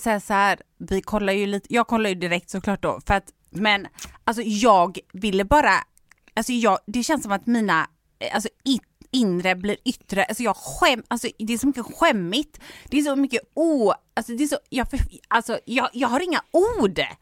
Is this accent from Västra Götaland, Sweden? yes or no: yes; Gothenburg, Västra Götaland, Sweden; jag är stolt göteborgare